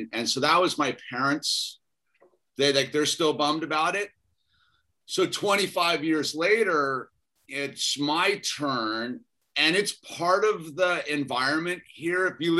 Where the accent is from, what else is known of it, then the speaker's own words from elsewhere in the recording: Boston, Massachusetts, United States; born there; Well, technically, I was born in Boston, so there's that.